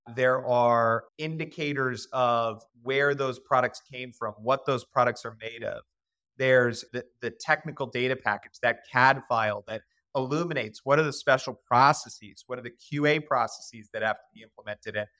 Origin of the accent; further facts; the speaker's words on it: Boston, Massachusetts, United States; also born or lived in Cincinnati, Ohio; now in Richmond, Virginia, United States; I was born in Beth Israel Hospital, right in downtown Boston.